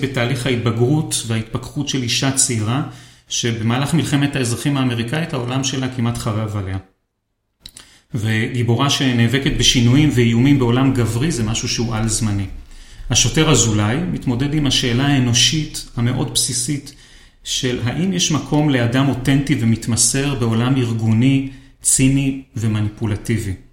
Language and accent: Hebrew; Israel; אצלנו בישראל